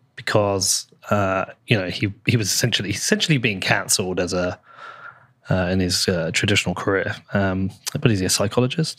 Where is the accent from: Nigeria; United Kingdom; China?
United Kingdom